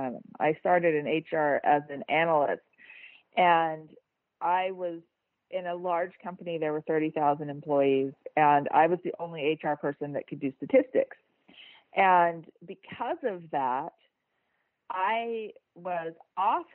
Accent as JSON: {"language": "English", "country": "United States", "moved": "as an adult", "lives_now": "Switzerland", "said": "I'm an American, I live in Switzerland"}